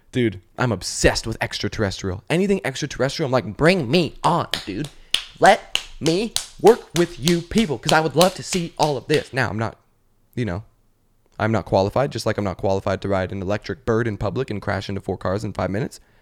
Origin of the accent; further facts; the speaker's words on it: Canada; now in Los Angeles, United States; I'm from Canada